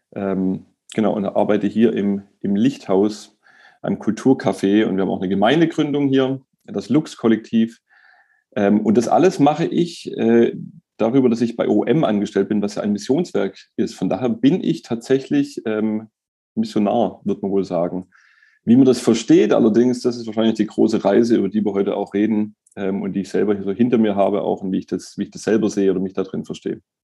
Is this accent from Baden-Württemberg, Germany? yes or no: yes; Stuttgart, Baden-Württemberg, Germany; ich bin in Stuttgart geboren, in Bad Cannstatt aufgewachsen